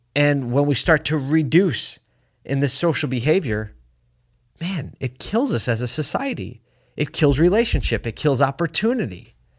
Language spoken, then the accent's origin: English; Syracuse, New York, United States; here in my hometown of Syracuse, New York